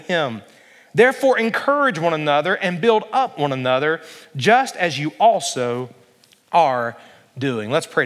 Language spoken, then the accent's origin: English; Alabama, United States; growing up in Alabama